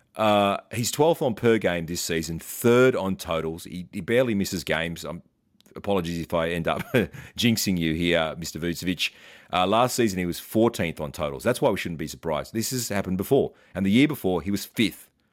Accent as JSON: {"language": "English", "country": "Australia", "said": "As an Aussie"}